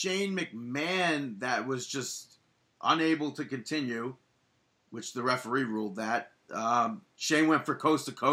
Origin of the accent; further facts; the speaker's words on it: New York, United States; I'm from New York